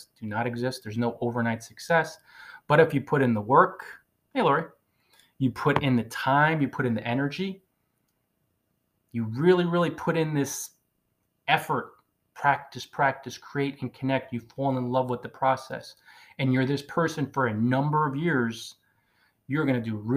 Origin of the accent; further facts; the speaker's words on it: Northern New Jersey, United States; moved away as an adult; I'm from Northern New Jersey originally. So even though I've circled the globe for 10 years, I say coffee